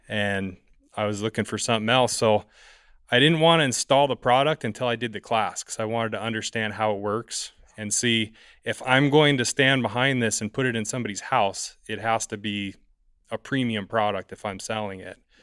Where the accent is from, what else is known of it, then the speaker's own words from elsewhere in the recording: San Diego, California, United States; I'm from San Diego, California